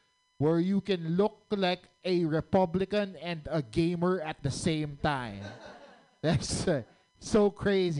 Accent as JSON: {"language": "English", "country": "Philippines", "moved": "yes", "said": "I'm actually from the Philippines"}